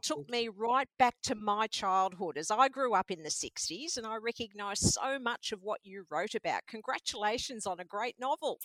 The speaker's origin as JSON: {"language": "English", "town": "Mordialloc", "region": "Victoria", "country": "Australia", "tie": "born or raised there", "said": "I grew up in Mordialloc, and that was also a new area at that time in the 60s."}